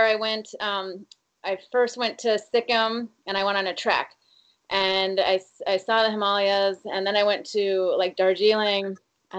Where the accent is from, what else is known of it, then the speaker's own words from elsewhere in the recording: Portland, Oregon, United States; I'm from Portland, Oregon. I live there now